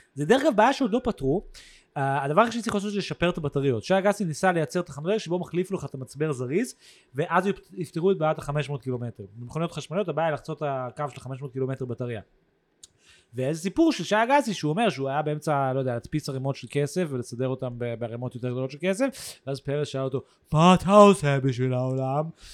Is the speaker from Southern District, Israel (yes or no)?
no; Tel Aviv, Tel Aviv District, Israel; also born or lived in New York, United States; now in Jaffa, Israel; אני גדלתי במרכז העיר